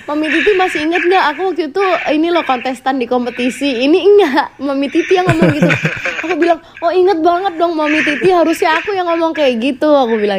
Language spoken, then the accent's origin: Indonesian; Surabaya, East Java, Indonesia; aku juga asalnya dari Surabaya aku bisa bahasa Jawa